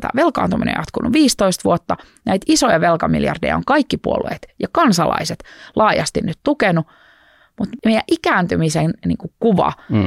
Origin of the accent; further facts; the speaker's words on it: Oripää, Southwest Finland, Finland; also born or lived in Turku; mä oon Varsinais-Suomesta, muuttanut kotiseudulleni pieneen maalaispaikkakuntaan nimeltä Oripää noin kolme vuotta sitten takaisin